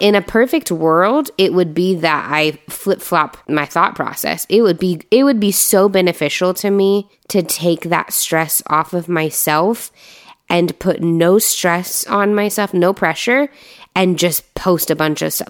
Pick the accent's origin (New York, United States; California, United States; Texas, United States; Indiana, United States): Indiana, United States; moved away; I'm from Indiana